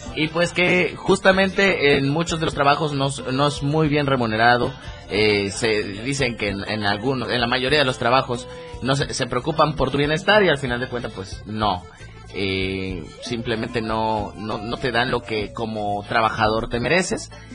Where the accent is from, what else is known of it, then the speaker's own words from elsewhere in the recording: Chiapas, Mexico; mi Chiapas